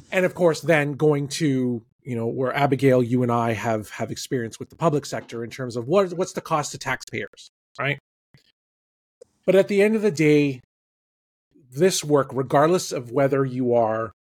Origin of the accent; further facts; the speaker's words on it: Toronto, Ontario, Canada; my hometown baseball team, the Toronto Blue Jays